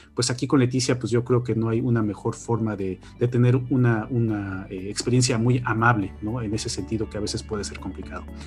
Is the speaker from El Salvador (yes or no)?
no; Mexico; moved away as an adult; now in Borås, Sweden; creo que soy el único mexicano aquí en Boros